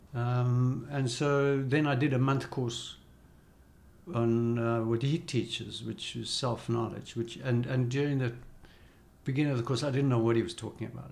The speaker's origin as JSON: {"language": "English", "country": "South Africa", "said": "as a South African, we weren't allowed to go to India at that time."}